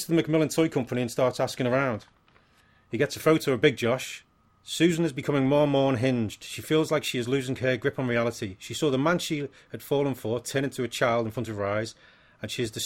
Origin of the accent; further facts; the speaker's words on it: United Kingdom; being a Brit